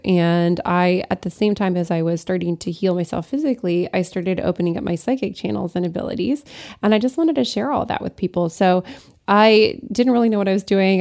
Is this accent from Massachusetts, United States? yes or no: no; Lafayette, Colorado, United States; also born or lived in Alsace-Lorraine, France; Lafayette, which is my hometown in Colorado